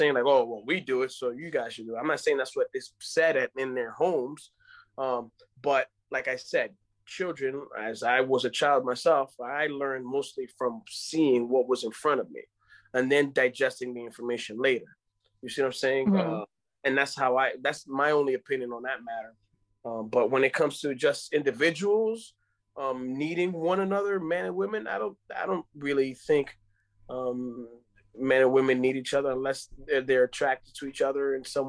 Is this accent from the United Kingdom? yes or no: no; Dominican Republic; first language Spanish; English is a second language; I am from the Dominican Republic.